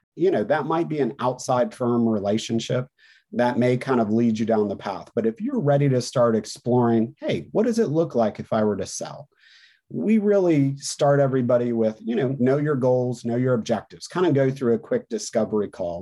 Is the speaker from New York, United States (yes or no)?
no; North Carolina, United States; in my home state here in North Carolina